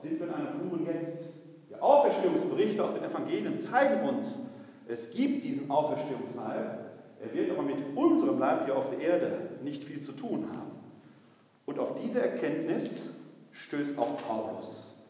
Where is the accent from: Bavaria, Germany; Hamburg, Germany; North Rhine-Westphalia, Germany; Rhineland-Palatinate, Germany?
North Rhine-Westphalia, Germany; Essen; Ich bin gebürtig aus der Stadt Essen, Essen-Altendorf. Meine Familie war eine ganz alteingesessene Essener Familie